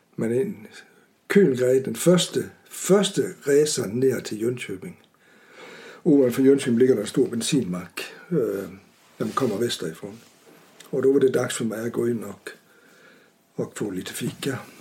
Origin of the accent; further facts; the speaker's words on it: Vejle, Southern Denmark, Denmark; Swedish is a second language; moved away as an adult; also born or lived in Aarhus; now in Urshult, Sweden; Jag är född i en liten stad som heter Vejle på Jylland